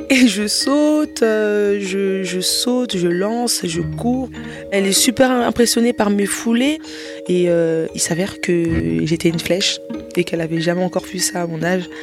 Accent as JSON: {"language": "French", "country": "DR Congo", "said": "Mais euh, après, moi, je suis congolaise. La musique congolaise est très réputée dans le monde entier"}